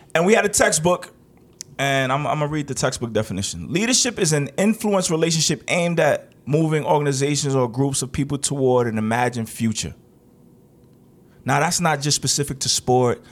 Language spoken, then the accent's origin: English; New York, United States; I'm from New York